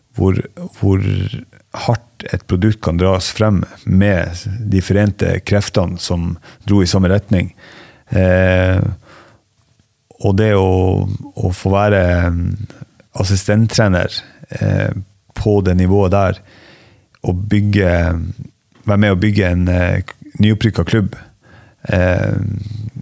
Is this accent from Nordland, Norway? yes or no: yes; Ballangen, Nordland, Norway; accent: northern Norwegian; moved away as an adult; also born or lived in Harstad; now in Askim, Norway; Opprinnelig så er jeg fra en plass som heter Ballangen, i, eh, i Nordland. Eh, og så eh, flytta jeg til Harstad da jeg var elleve